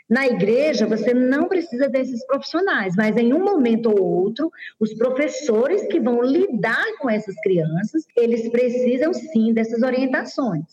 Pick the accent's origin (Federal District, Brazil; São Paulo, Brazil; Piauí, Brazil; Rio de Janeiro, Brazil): Piauí, Brazil; Teresina; also born or lived in Goiás; now in Goiânia, Brazil; eu sou de Teresina, Piauí, já moro há 22 anos em Goiás e atualmente estou em Goiânia